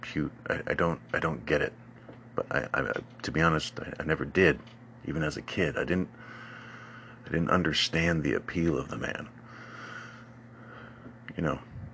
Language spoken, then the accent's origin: English; Oak Harbor, Washington, United States; my hometown, Old Carver, Washington